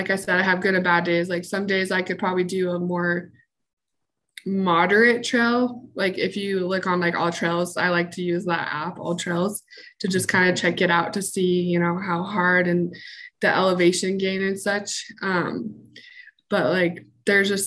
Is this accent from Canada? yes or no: no; Salt Lake City, Utah, United States; I'm from Salt Lake City, Utah. I was born and raised here in Utah